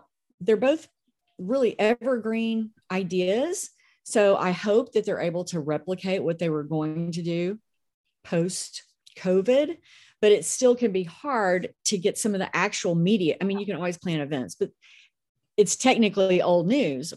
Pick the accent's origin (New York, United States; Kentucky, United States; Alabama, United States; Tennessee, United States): Tennessee, United States; Memphis; I'm from Memphis